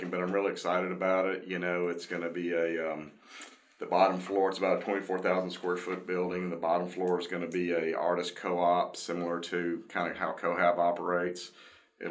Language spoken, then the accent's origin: English; Shreveport, Louisiana, United States; grew up, born and raised in Shreveport.